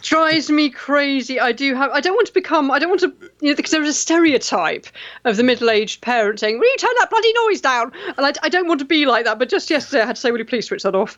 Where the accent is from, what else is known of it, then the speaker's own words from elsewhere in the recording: United Kingdom; I'm British